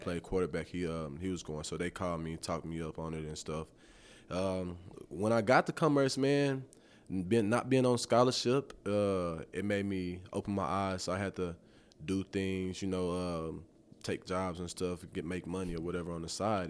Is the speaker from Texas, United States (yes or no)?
yes; Tyler, Texas, United States; moved away; born and raised in Tyler, Texas